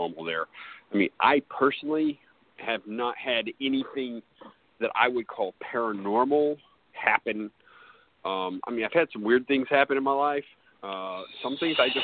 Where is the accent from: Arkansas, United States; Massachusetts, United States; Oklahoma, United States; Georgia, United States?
Arkansas, United States; Mayflower; also born or lived in California; I grew up in Mayflower.